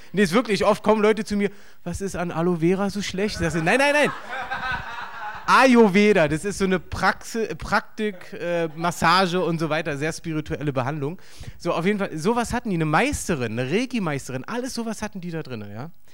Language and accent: German; East Germany, Germany; für mich als Ossi